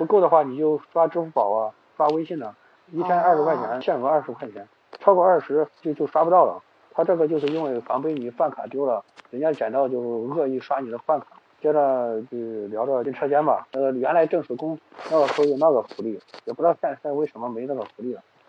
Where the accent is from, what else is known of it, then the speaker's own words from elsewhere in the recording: Xuchang, Henan, China; 我是河南人嘛，河南许昌人。